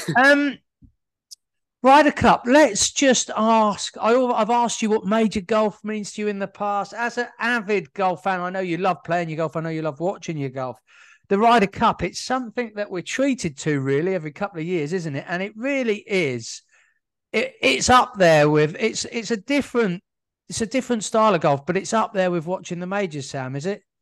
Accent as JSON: {"language": "English", "country": "United Kingdom", "said": "being British as we are"}